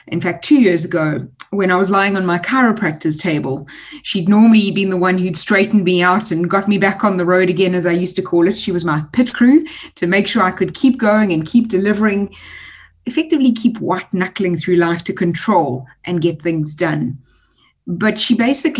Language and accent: English; Durban, KwaZulu-Natal, South Africa; I'm a Durbanite. I was born and raised in Durban, spent a lot of the time very chilled on the beach